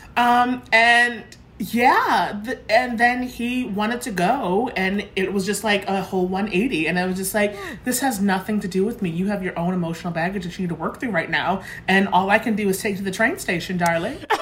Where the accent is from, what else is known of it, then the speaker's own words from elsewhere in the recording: Lynn, Massachusetts, United States; I'm from the North Shore